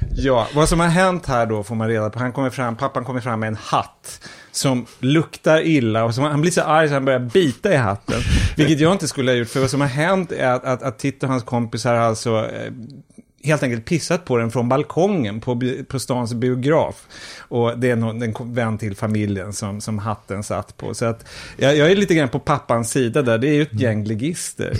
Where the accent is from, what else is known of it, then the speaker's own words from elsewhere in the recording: Umeå, Västerbotten County, Sweden; jag är då uppvuxen i Umeå